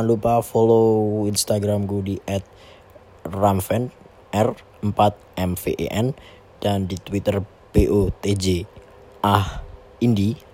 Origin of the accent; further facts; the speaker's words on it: Surakarta, Central Java, Indonesia; accent: Javanese; aku dari Solo dari Jawa Tengah. Jadi kalau bahasa Indonesia aku agak medok atau agak kejawaan ya tolong dimaklumi lah karena sepertinya orang Jawa itu nggak bisa lepas dari kata-kata Jawanya nggak dari aksennya ya